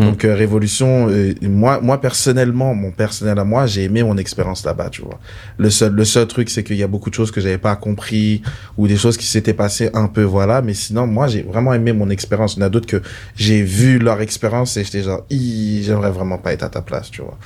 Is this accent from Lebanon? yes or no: no; Paris, Île-de-France, France; now in Canada; je viens, je viens de Paris, de la France.